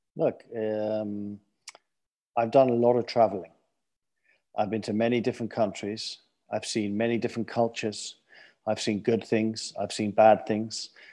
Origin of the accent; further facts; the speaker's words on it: London, United Kingdom; moved away; I grew up in London, clearly from my accent.